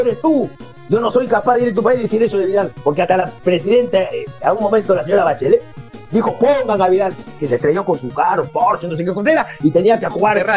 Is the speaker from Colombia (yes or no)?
no; Peru; yo como peruano nunca renegaría, ni taparía, ni escondería la, la bandera peruana